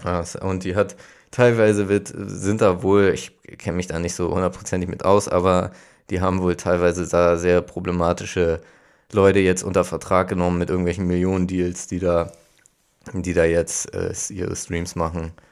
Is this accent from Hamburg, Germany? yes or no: yes; Hamburg, Germany; ich komme aus Hamburg